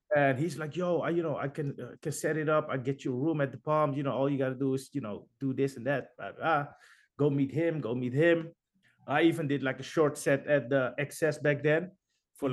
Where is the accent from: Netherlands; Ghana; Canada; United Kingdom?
Netherlands; we're from Holland